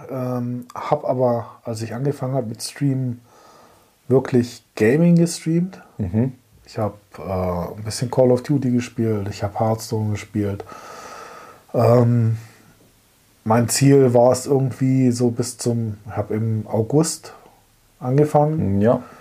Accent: Germany; komme aus Deutschland

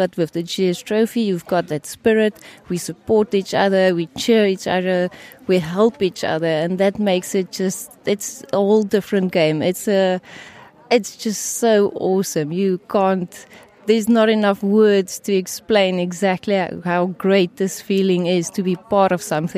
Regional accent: South Africa; I'm from South Africa

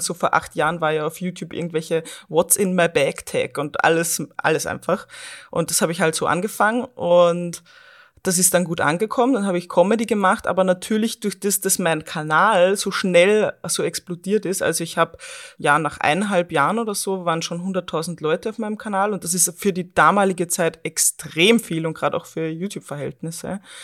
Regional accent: Austria; also born or lived in Vienna, Austria; Ich bin auch aus der Großstadt, also aus Wien in Österreich, dann äh, in meinen Heimatort zurückgezogen

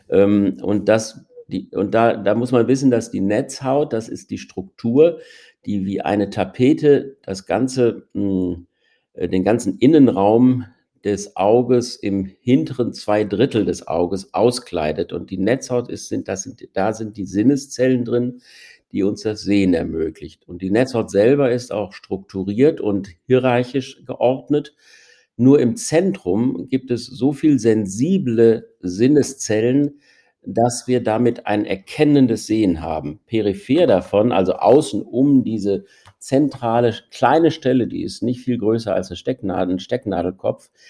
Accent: North Rhine-Westphalia, Germany; Ich stamme aus dem Ruhrgebiet, habe in Münster Medizin studiert, bin dann zu meiner Ausbildung zum Augenarzt wieder zurück ins Ruhrgebiet gegangen

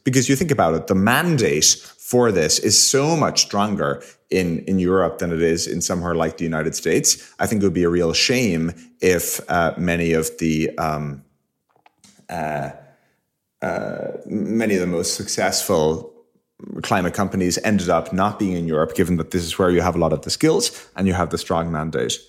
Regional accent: Ireland; moved away; we grew up in Ireland.

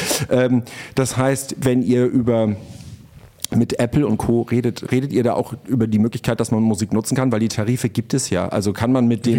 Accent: Pinneberg district, Schleswig-Holstein, Germany; also born or lived in Hamburg; ich bin ja im Kreis Pinneberg aufgewachsen

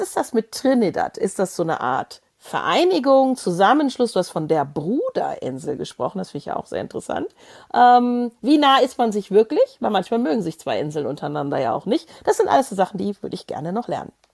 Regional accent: Germany; so als Deutsche

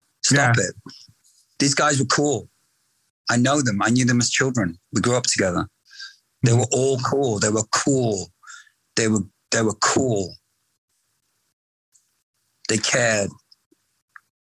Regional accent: Canada; now in Los Angeles, United States; I studied in high school when I was a kid in Canada

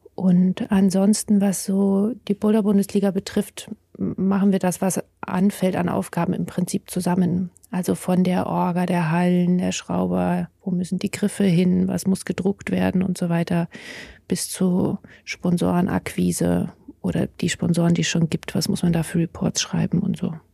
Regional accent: in the Alps, Bavaria, Germany; moved away as an adult; now in Jena, Germany; ich bin aufgewachsen in Bayern an den Alpen

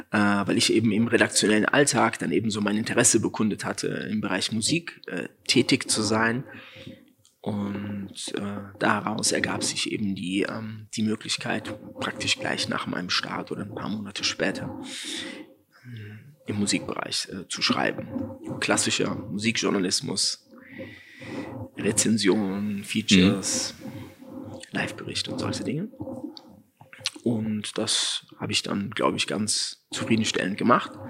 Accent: Frankfurt, Hesse, Germany; Und dann als Frankfurter Politikwissenschaft in Frankfurt

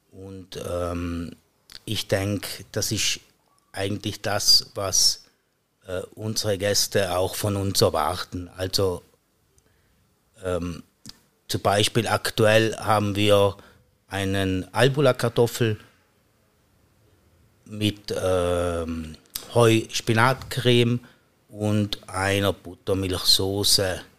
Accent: Trentino-Alto Adige, Italy; now in St. Gallen, Switzerland; Danach war ich wieder für circa acht Jahre im Südtirol, praktisch mein Heimatland.

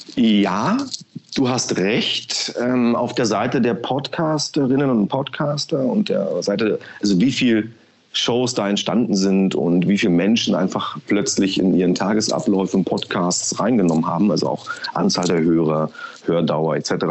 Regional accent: Berlin, Germany; moved away as an adult; also born or lived in Potsdam / Frankfurt / Düsseldorf; now in Munich, Germany; bin geboren in Potsdam, aufgewachsen in Berlin, meine ersten 20 Jahre dort verbracht im Ostteil der Stadt

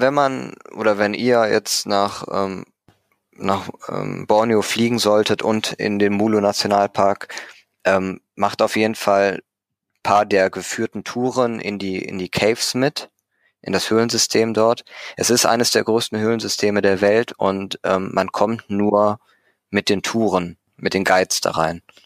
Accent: Düsseldorf, North Rhine-Westphalia, Germany; Henkel bei uns in Düsseldorf

